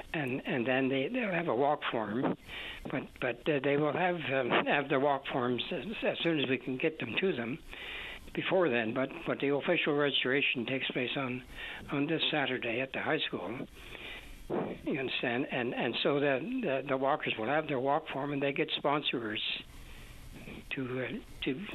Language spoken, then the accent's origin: English; Newfoundland and Labrador, Canada; moved away; also born or lived in Ontario / Brampton; back in Newfoundland, I'm a Newfoundlander